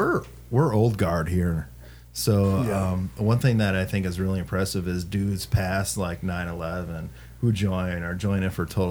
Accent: River Falls, Wisconsin, United States; I'm from River Falls originally

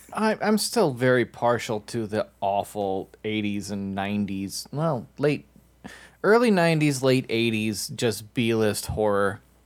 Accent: Minnesota, United States; I'm from Minnesota

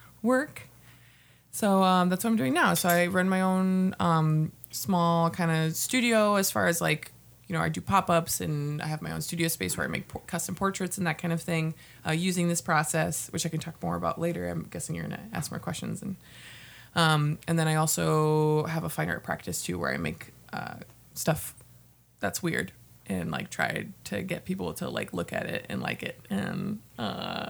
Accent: Houston, Texas, United States; moved away as an adult; now in Minnesota, United States; I was born in Houston, Texas, and I came up here to the great state of Minnesota to go to college

